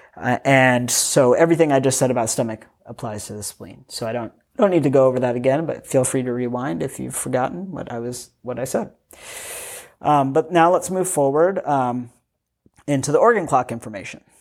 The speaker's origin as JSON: {"language": "English", "country": "United States", "tie": "born or raised there", "said": "I grew up in the United States of America."}